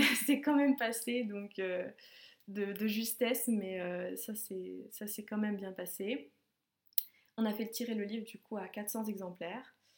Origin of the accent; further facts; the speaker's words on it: Savoie, Auvergne-Rhône-Alpes, France; moved away as an adult; also born or lived in Lyon; en Savoie, parce que c'est là où j'ai grandi